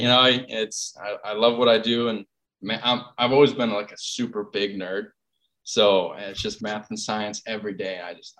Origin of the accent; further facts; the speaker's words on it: Green Bay, Wisconsin, United States; moved away as an adult; now in Minneapolis, United States; I am from Green Bay, Wisconsin.